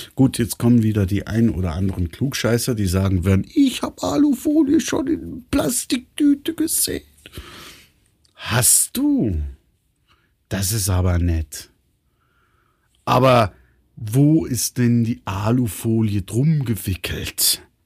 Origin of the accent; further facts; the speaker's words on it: Switzerland; Bei uns in der Schweiz